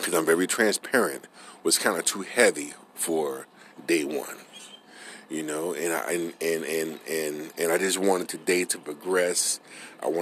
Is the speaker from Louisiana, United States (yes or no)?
yes; New Orleans, Louisiana, United States; moved away; I'm originally from New Orleans